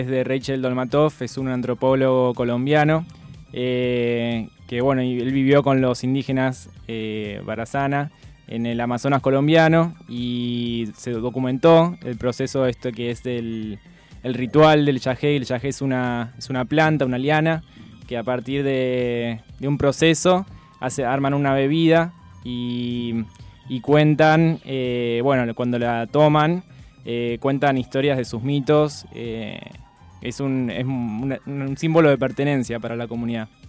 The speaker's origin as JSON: {"language": "Spanish", "town": "Adrogué", "region": "Buenos Aires Province", "country": "Argentina", "tie": "born or raised there", "said": "Yo vengo de Adrogué"}